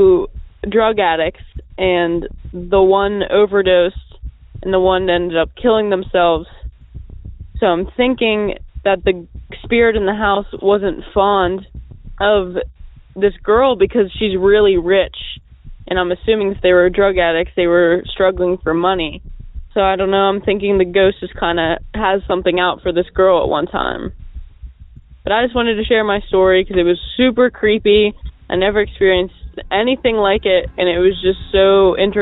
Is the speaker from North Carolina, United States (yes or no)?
no; Pittsburgh, Pennsylvania, United States; I'm from Pittsburgh, Pennsylvania.